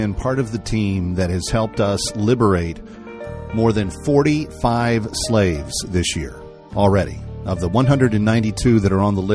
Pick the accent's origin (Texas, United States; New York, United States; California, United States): Texas, United States; Fort Worth; I'm a Fort Worth kid myself